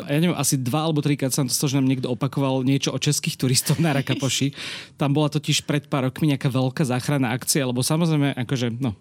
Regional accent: Slovakia; keď som povedal, že som zo Slovenska

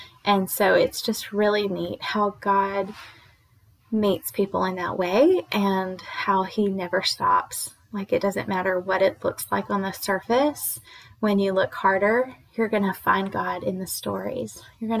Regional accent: United States; born there; English is a second language; So I grew up like, even though I was born here in America, I didn't speak English until I was like 4 or something

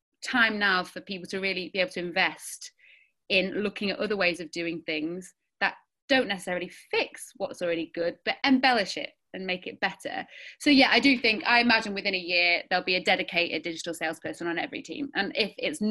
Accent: Sheffield, Yorkshire and the Humber, United Kingdom; We grew up in Sheffield in the 90s and early noughties

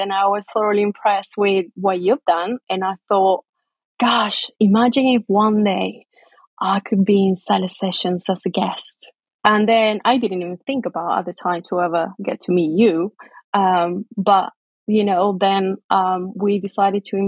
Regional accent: Chile; English is a second language; moved away as an adult; also born or lived in England / Maryland, United States; now in United Kingdom; I moved from Chile, which is where I was born, to England when I married Matt

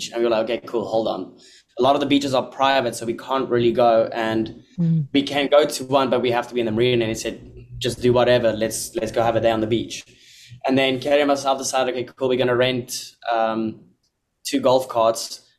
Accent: South Africa; now in Bahamas

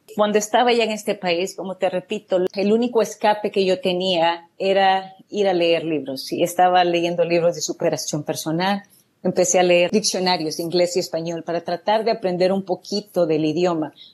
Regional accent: El Salvador; moved away as an adult; now in United States; yo soy de El Salvador y realmente viví una juventud muy alegre, una niñez muy alegre con mis padres.

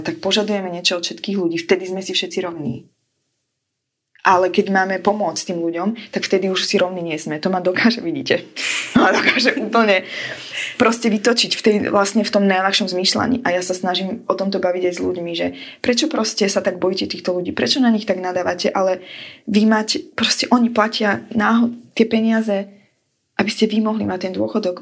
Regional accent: Slovakia; moved away; som zo Slovenska

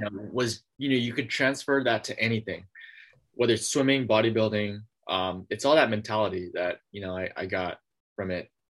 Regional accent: San Francisco, California, United States; I'm from San Francisco, California

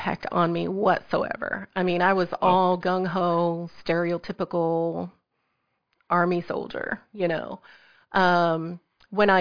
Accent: Southeast Missouri, United States; moved away as an adult; I'm originally from Southeast Missouri

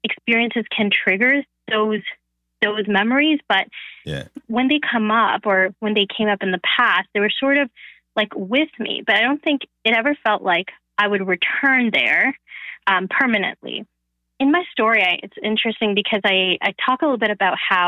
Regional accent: Canada; first language Bengali; English is a second language; growing up in Canada

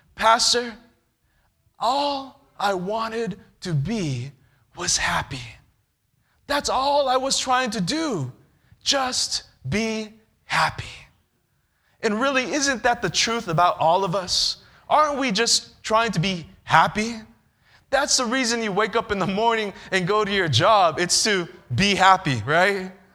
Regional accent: California, United States; I'm from California

